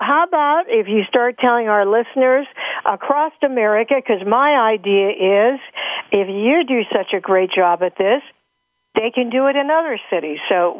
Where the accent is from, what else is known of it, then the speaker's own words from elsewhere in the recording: Pittsburgh, Pennsylvania, United States; my city, my hometown, Pittsburgh, Pennsylvania, city of the Steelers, the Pirates, and the Penguins